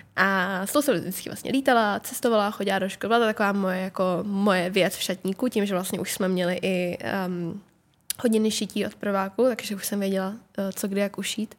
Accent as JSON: {"language": "Czech", "country": "Czechia", "said": "jsem plně Češka"}